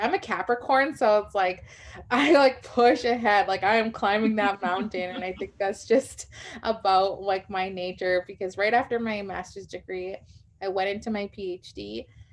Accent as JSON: {"language": "English", "town": "Winnipeg", "region": "Manitoba", "country": "Canada", "tie": "born or raised there", "said": "I grew up here in Winnipeg, Manitoba, which is Treaty One territory, and, you know, born and raised"}